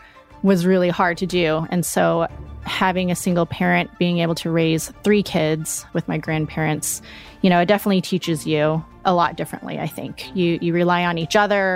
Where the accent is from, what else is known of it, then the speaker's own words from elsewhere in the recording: Colorado Springs, Colorado, United States; now in Denver, United States; I born and raised in Colorado, originally from Colorado Springs, but currently live in Denver with my husband and my two kids